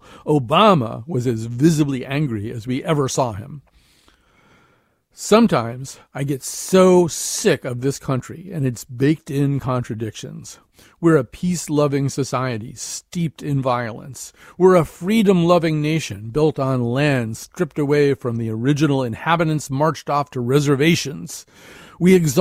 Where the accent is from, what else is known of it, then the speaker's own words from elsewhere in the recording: United States; I'm an American journalist, and my country is so crazy.